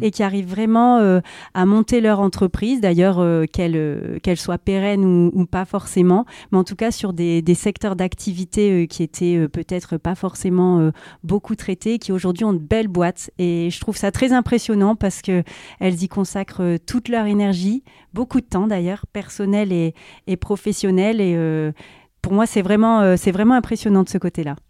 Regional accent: Nord-Pas-de-Calais, Hauts-de-France, France; j'ai pas beaucoup bougé de la région

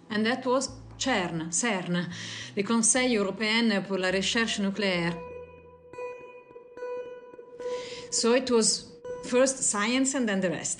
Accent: Italy; I am Italian.

